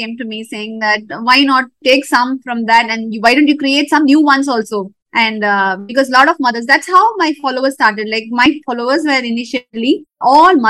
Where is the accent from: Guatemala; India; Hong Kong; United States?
India; South India; moved away as an adult; now in North India; I was brought up in South India and I moved north because my husband's job demanded